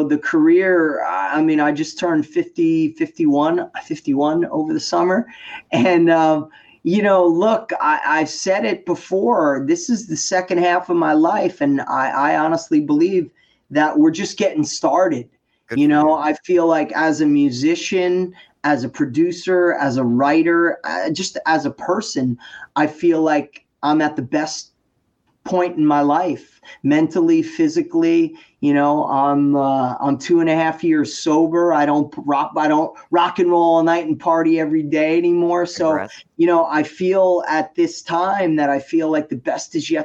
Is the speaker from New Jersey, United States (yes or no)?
yes; Paramus, New Jersey, United States; I'm a knucklehead from Paramus, New Jersey